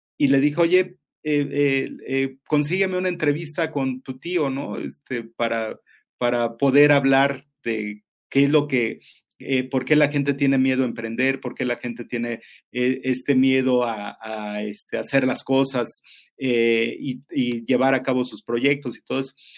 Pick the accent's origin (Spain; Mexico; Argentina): Mexico; como buenos mexicanos